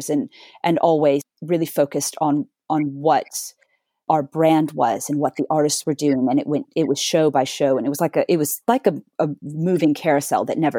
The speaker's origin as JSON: {"language": "English", "town": "Dallas", "region": "Texas", "country": "United States", "tie": "born or raised there", "moved": "as an adult", "lives_now": "London, United Kingdom", "said": "a girl growing up in Dallas, Texas"}